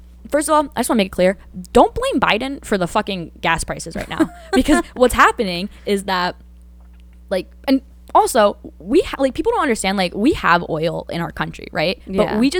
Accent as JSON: {"language": "English", "town": "Danbury", "region": "Connecticut", "country": "United States", "tie": "born or raised there", "said": "I grew up in Danbury, Connecticut. Biggest high school in Connecticut, diverse as fuck. We have like 50 different languages being spoken."}